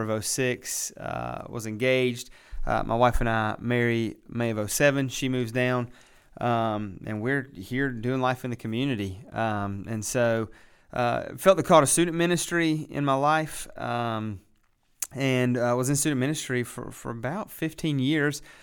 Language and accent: English; West Virginia, United States; moved away as an adult; also born or lived in Lynchburg, Virginia; now in Boiling Springs, United States; I am originally from West Virginia. Uh, grew up out in the country, um, just in West Virginia